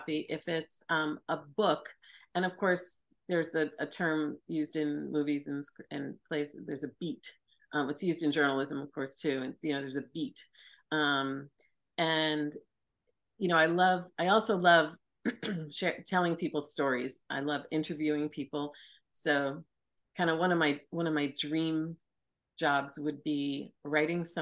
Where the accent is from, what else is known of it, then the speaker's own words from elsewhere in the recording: Sea Cliff, New York, United States; I grew up on Long Island in a a beautiful, sweet little Victorian town called Seacliff